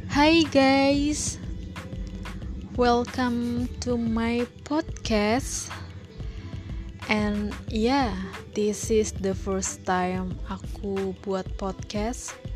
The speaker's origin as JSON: {"language": "Indonesian", "town": "Medan", "region": "North Sumatra", "country": "Indonesia", "said": "Aku berasal dari Medan, ya Sumatera Utara"}